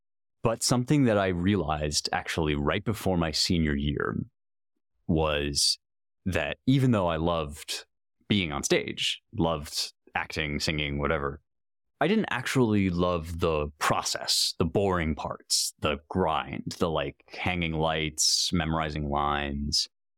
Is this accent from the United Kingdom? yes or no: yes; London, United Kingdom; I grew up in London, so I guess our apartment at the time, and just kind of pulling things off the shelves.